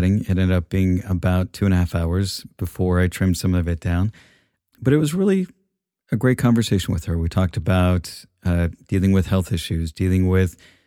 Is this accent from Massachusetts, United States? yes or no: no; Salt Lake City, Utah, United States; I grew up in Salt Lake City, which is a really weird place in and of itself